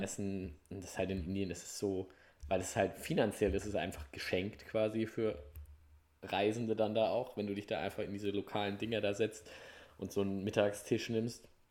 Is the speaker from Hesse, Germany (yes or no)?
yes; Hesse, Germany; ich bin ja auch gebürtig der Hesse